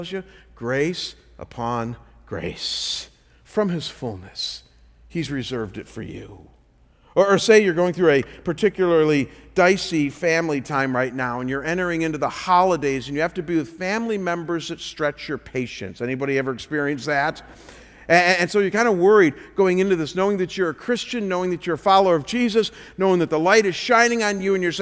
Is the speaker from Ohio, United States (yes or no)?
yes; Cleveland, Ohio, United States; I come from Cleveland, so we're not too far from Niagara Falls